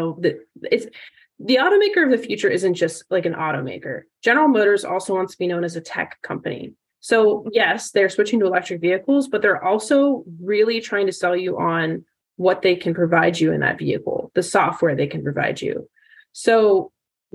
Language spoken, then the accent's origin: English; United States; growing up in the Valley